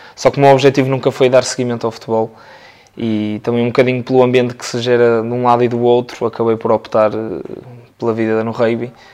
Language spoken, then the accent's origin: Portuguese; Porto, Norte, Portugal; sou natural aqui do Porto